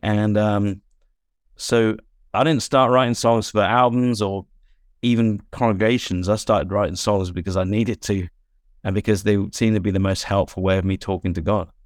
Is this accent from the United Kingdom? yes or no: yes; England, United Kingdom; as an English person